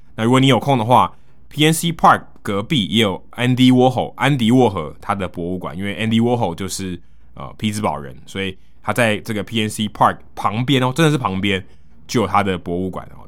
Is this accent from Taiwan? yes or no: yes; Taiwan; 他因为看到我是从台湾来的